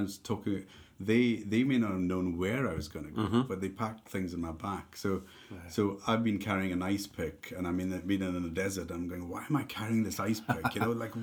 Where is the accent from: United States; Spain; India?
India; moved away as an adult; also born or lived in Dundee, United Kingdom; now in United Kingdom; we grew up together in India